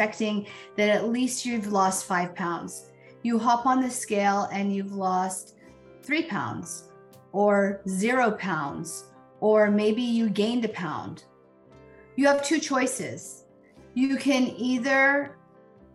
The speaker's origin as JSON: {"language": "English", "country": "United States", "tie": "born or raised there", "said": "I was born in the United States to, you know, immigrant parents, but was fully ingrained in this culture and this society"}